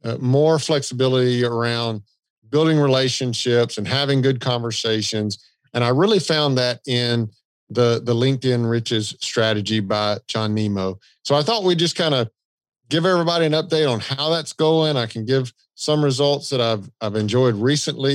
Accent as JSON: {"language": "English", "region": "the South", "country": "United States", "accent": "Southern", "said": "I've got a Southern accent"}